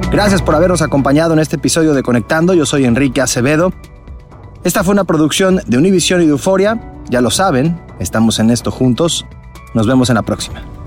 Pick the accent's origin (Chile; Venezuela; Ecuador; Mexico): Mexico; en mi país, en México